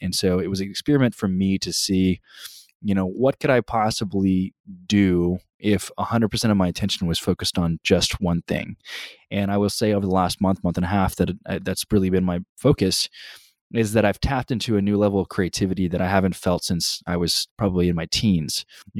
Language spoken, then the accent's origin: English; College Station, Texas, United States; For those of you who don't know, I grew up in College Station, but I actually never went to the university.